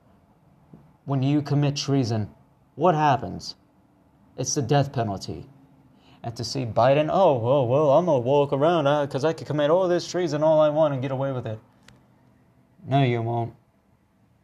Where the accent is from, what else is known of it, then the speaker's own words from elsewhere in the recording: United States; We, the American people